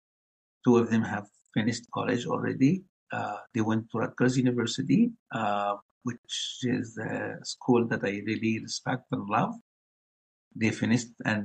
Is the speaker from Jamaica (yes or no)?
no; Gaza Strip, Palestine; moved away as an adult; also born or lived in Ohio, United States; now in United States; I grew up in Palestine, the Gaza Strip, and I lived 19 years under the Israeli occupation.